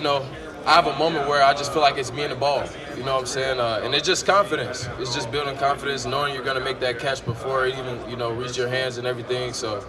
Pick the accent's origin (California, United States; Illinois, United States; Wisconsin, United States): Illinois, United States; Chicago; also born or lived in Naperville, Illinois; I'm from Chicago, but I went to high school in Naperville